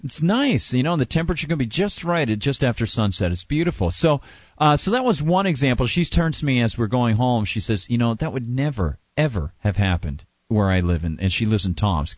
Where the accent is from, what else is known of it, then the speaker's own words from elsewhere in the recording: Amherst, New Hampshire, United States; my hometown in Amherst here